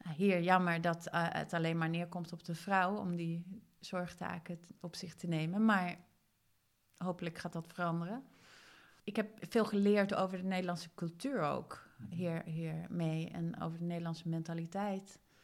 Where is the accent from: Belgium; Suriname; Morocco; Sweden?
Sweden; now in Netherlands; Ik kom uit Zweden